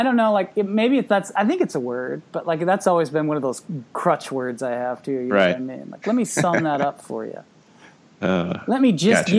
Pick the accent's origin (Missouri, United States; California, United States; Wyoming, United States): Missouri, United States; Southern; I'm from Southern Missouri, and like you never like I don't have as strong of an accent as like, you know, a lot like my family or even like, you know, friends and stuff like that. But like every now and then you catch it.